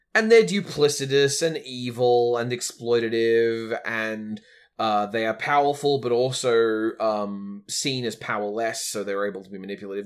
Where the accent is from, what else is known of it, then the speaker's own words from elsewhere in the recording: Australia; as an Australian raised